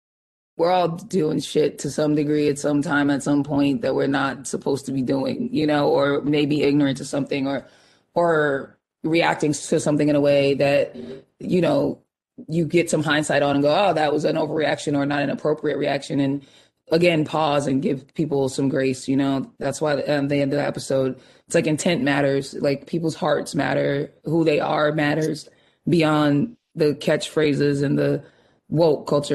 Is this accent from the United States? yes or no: yes; Boston, Massachusetts, United States; moved away; we're both from Dorchester, you know, we're both Bostonians